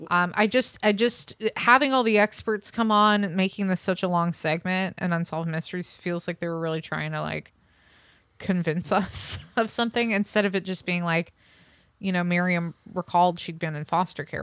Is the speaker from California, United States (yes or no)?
yes; San Francisco Bay Area, California, United States; I grew up in the San Francisco Bay Area